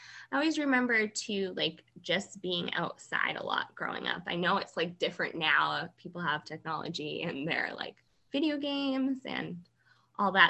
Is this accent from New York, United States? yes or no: no; North Andover, Massachusetts, United States; moved away as an adult; now in Hillsborough, United States; I grew up in North Andover, Massachusetts, and that's where I grew up